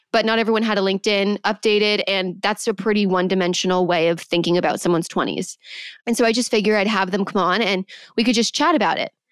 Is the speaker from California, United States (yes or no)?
yes; Manhattan Beach, California, United States; born or raised there